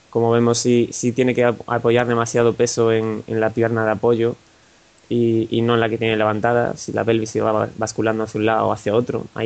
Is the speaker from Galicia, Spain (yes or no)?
yes; Galicia, Spain; Vale, yo soy gallego, digamos que aquí en Galicia los triatletas están bastante de moda